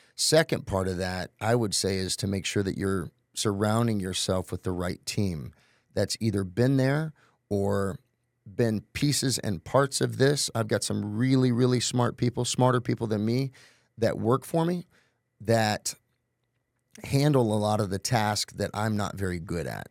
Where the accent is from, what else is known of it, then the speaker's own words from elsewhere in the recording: Tulsa, Oklahoma, United States; I'm originally from Tulsa, Oklahoma